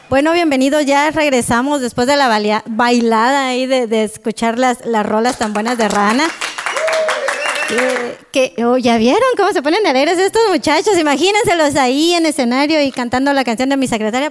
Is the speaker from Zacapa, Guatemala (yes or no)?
no; Quetzaltenango, Guatemala; yo soy de Shela